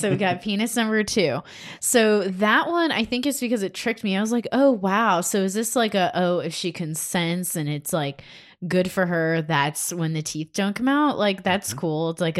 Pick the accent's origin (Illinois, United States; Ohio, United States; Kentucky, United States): Ohio, United States; Cleveland; I grew up in Cleveland and you could see smokestacks.